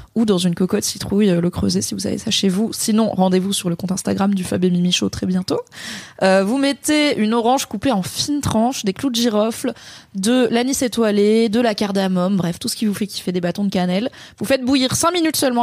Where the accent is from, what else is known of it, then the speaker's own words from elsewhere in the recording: Alsace, Grand Est, France; Je suis alsacienne quand même